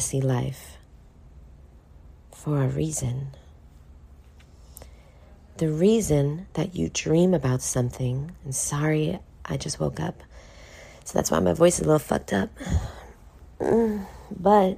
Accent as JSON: {"language": "English", "town": "New York City", "region": "New York", "country": "United States", "tie": "born or raised there", "moved": "yes", "lives_now": "Miami, United States", "said": "I was born in poverty in Brooklyn, New York"}